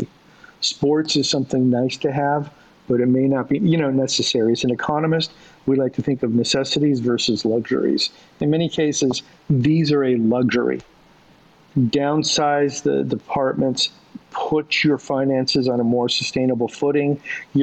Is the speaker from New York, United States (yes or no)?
no; Southern California, United States; I grew up in Southern California